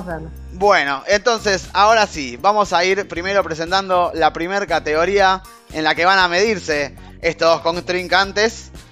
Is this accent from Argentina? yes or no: yes; Argentina; Es el único lugar, los únicos dos lugares donde tenemos el acento este